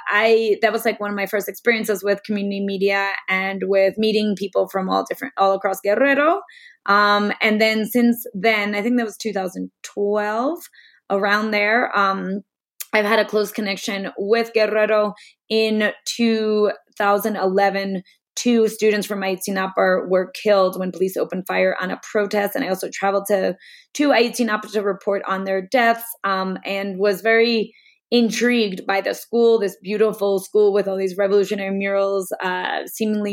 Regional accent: New York City, New York, United States; moved away as an adult; now in Mexico; I'm originally from New York City, and I've been living and working in Mexico for the past 10 years

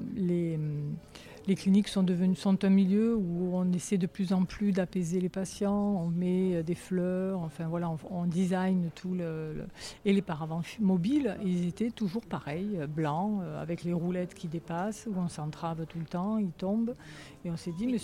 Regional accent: Alès, Occitania, France; Moi je suis native d'Alès

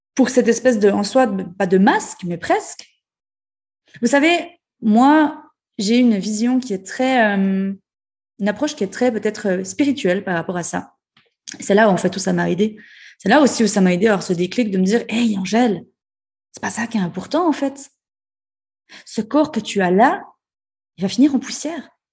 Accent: Ajoie, Jura, Switzerland; en tant que bon, euh, bon jurassien, bon euh, suisse et jurassien et bon ajouleux

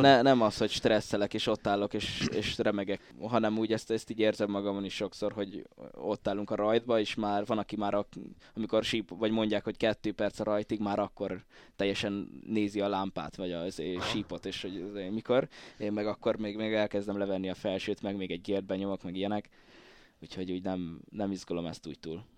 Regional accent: Pusztazámor, Pest, Hungary; én így, így faluról származok inkább

